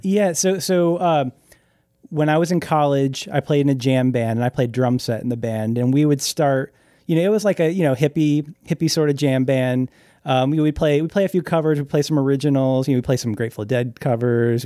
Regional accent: Winston-Salem, North Carolina, United States; moved away as an adult; also born or lived in Hartford, Connecticut / Boston, Massachusetts / Portland; now in Nashville, United States; born in Hartford, lived in, um, Boston until I was about four, and then my family moved to the South, moved to, uh, North Carolina, Winston-Salem, North Carolina, and I grew up there

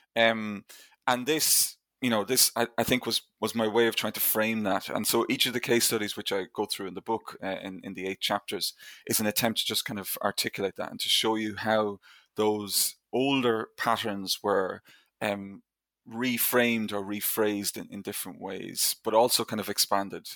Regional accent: Ireland; I grew up in Ireland, obviously, in, in the 1980s and 1990s

